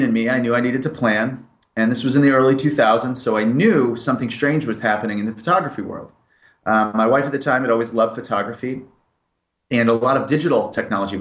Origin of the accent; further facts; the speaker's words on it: United Kingdom; moved away as an adult; also born or lived in Springfield, Massachusetts, United States; I moved to the United Kingdom when I was 8 years old and lived there till I was 18